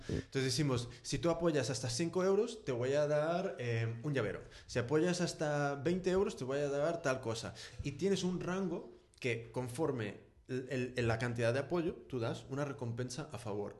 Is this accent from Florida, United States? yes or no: no; California, United States; now in Spain; Yo soy de California, entonces en, en Estados Unidos y en California específicamente, y siendo más específico en San Francisco